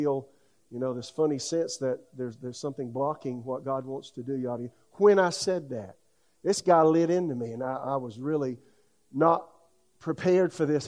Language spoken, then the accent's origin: English; South Carolina, United States; now in Raleigh, United States; my hometown in South Carolina